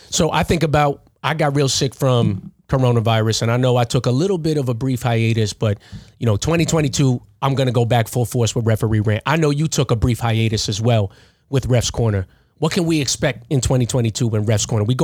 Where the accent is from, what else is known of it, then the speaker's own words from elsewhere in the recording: Philippines; But I'm Filipino. I know what it's like to be from a third world country